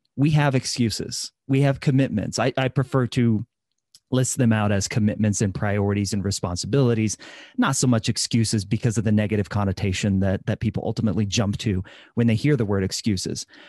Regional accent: Midwest, United States; I'm from the Midwest, so lots of fried food, lots of casseroles, lots of butter

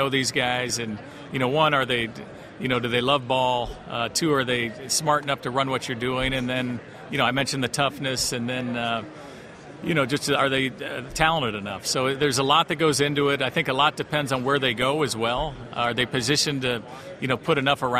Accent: Los Angeles, California, United States; moved away as an adult; now in Denver, United States; growing up in Los Angeles

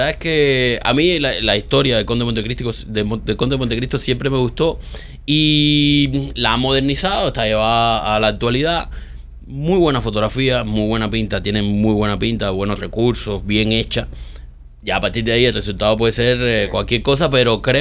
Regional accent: Cuba; un show de chismes en Cuba con los chismosos que somos nosotros

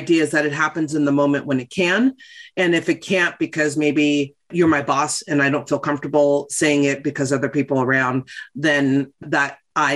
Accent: West Hollywood, California, United States; I grew up in West Hollywood

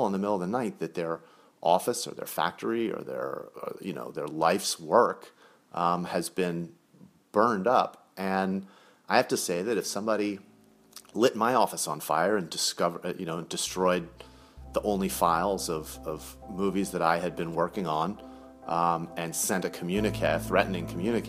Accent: Rockaway, New York, United States; we grew up in Rockaway, in New York, and she said there's tons of cops and firefighters that live where we live.

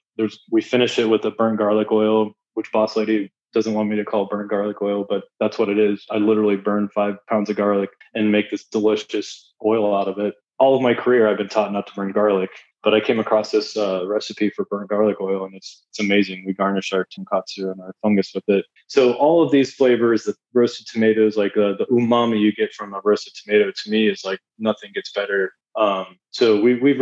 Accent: Dublin, Ohio, United States; also born or lived in Columbus, Ohio / Siesta Key, Florida / New Jersey; I grew up in Dublin. Like, that's where I graduated from

